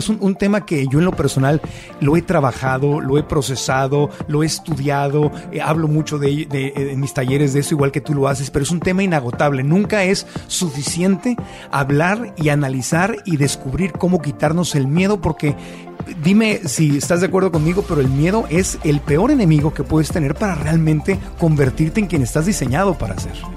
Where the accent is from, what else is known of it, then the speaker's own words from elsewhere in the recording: Mexico City, Mexico; also born or lived in Tijuana, Baja California; Yo soy tijuanense, pero crecí mucho tiempo en la Ciudad de México